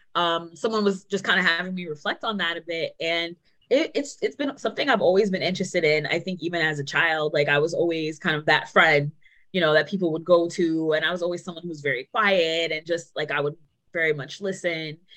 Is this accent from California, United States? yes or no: no; New York City, New York, United States; moved away as an adult; now in New Haven, United States; I grew up in Queens, New York, and I just moved to New Haven 6 months ago. So I'm very much a New Yorker, born and raised